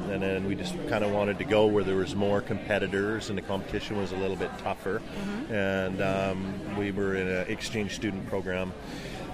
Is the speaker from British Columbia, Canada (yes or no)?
yes; Black Creek, British Columbia, Canada; We grew up in Black Creek on Vancouver Island